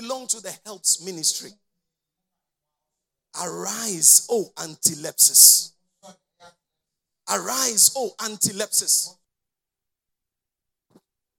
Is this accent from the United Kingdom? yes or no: no; Konkonuru, Eastern Region, Ghana; I was born in Konkonuru here